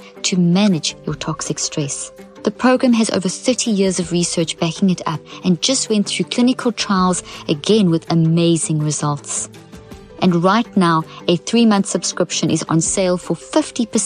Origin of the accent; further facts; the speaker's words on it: South Africa; moved away; also born or lived in Zimbabwe; I come from South Africa and I was born in Zimbabwe